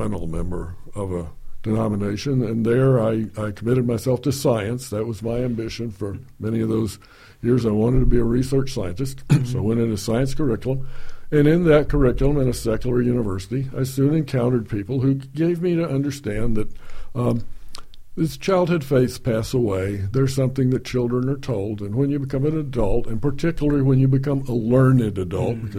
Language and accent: English; Houston, Texas, United States; I grew up on the Gulf Coast of Texas in Houston in the 50s.